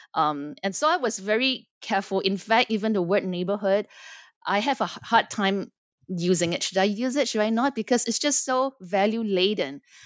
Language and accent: English; Singapore; moved away as an adult; also born or lived in Los Angeles, United States; I am born and raised in Singapore, but spent quite a bit of my life in the United States.